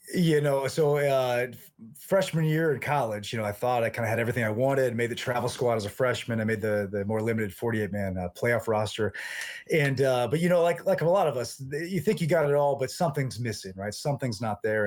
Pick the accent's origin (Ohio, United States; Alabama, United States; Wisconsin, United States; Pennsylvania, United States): Ohio, United States; moved away as an adult; now in Atchison, Kansas, United States; I, I grew up in Ohio